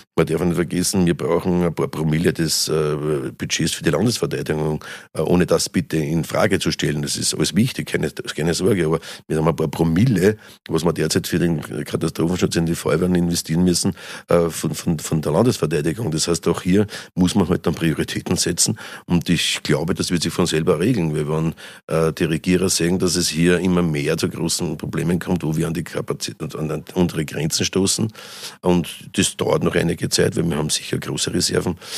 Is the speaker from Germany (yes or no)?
no; Austria; also born or lived in St. Pölten; bei uns in Österreich